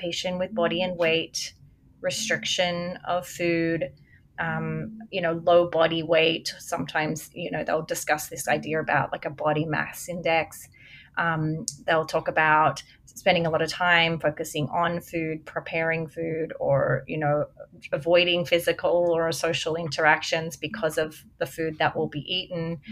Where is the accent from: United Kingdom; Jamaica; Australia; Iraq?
Australia; moved away; also born or lived in America; I'm an Australian